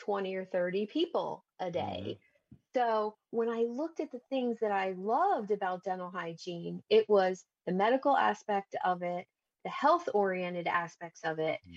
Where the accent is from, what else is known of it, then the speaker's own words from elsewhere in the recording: New Jersey, United States; In South Jersey